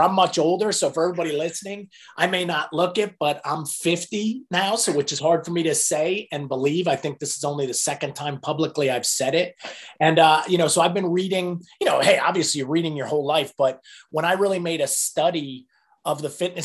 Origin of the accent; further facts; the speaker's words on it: New Jersey, United States; moved away as an adult; also born or lived in South Carolina; I was born in New Jersey, grew up in New Jersey